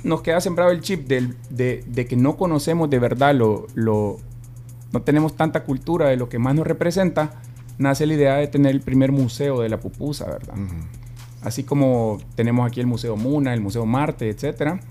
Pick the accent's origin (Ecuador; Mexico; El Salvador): El Salvador; lo que más nos representa como salvadoreños